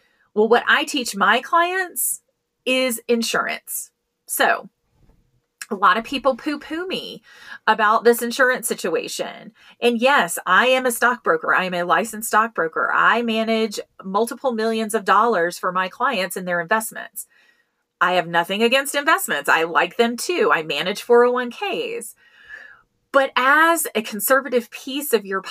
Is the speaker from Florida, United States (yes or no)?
no; Colorado, United States; I manage several plans for companies here in my home state of Colorado.